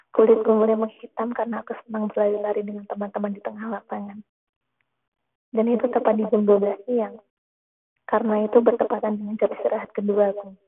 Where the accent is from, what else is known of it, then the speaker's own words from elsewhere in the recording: Java, Indonesia; born there; walaupun aku lahir di tanah Jawa, kelas 1 SD memang iya. masa-masa yang sangat suram untukku. Aku bahkan tidak handal dalam berbicara bahasa Jawa.